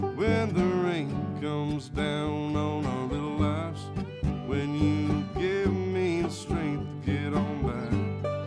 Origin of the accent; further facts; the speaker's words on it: near Renfro Valley, Kentucky, United States; I grew up really near Renfro Valley, in the Renfro Valley Entertainment Center, so I went there a lot as a kid